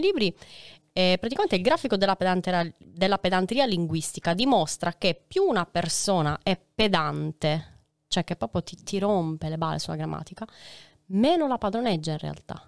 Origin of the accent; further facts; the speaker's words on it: Sardinia, Italy; io sono sarda, quindi marco molto le vocali